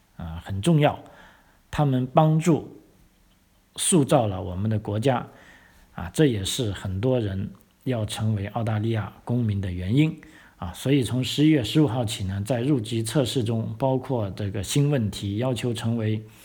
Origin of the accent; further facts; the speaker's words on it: China; now in Australia; 我们一个中国人啊，汉族人